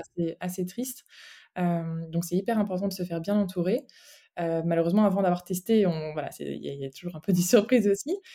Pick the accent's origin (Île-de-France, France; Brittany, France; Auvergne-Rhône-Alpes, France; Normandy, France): Brittany, France; moved away as an adult; now in Brussels, Belgium; je suis bretonne, euh, bretonne d'origine